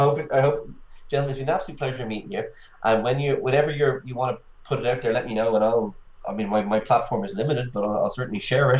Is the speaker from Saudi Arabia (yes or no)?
no; Ireland; I'm Irish